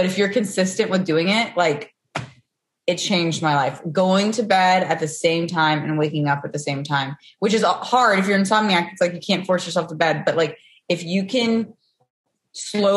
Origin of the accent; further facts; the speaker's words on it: Knoxville, Tennessee, United States; moved away as an adult; also born or lived in Charleston, South Carolina; now in Los Angeles, United States; Okay, so I'm from Tennessee. I'm from Knoxville, Tennessee.